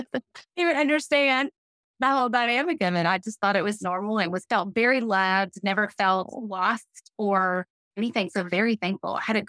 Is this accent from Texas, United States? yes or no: yes; Houston, Texas, United States; I grew up in Houston, went to First Baptist Church of Houston School from 6th grade to 12th grade and just loved it. Loved living there in Houston